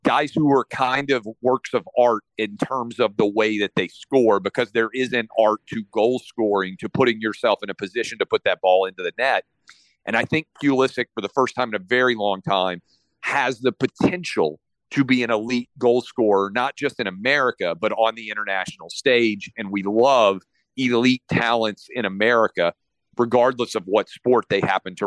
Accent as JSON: {"language": "English", "town": "Nashville", "region": "Tennessee", "country": "United States", "tie": "born or raised there", "said": "I grew up in Nashville, Tennessee"}